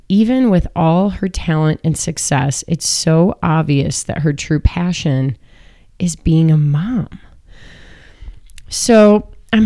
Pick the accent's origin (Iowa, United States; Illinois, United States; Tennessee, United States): Illinois, United States; Chicago; I'm from Chicago